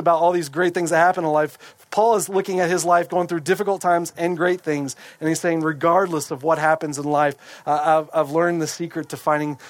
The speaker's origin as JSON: {"language": "English", "country": "United States"}